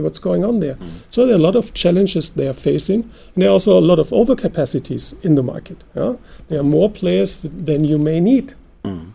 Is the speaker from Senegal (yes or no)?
no; Germany; since we're from Germany